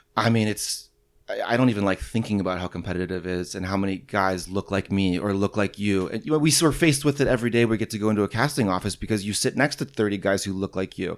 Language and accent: English; St. Louis, Missouri, United States; I'm from St. Louis